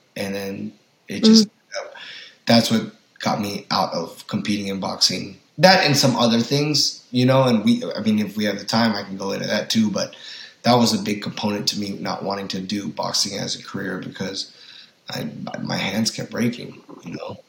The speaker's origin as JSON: {"language": "English", "town": "Lafayette", "region": "Indiana", "country": "United States", "tie": "born or raised there", "moved": "as an adult", "lives_now": "Los Angeles, United States"}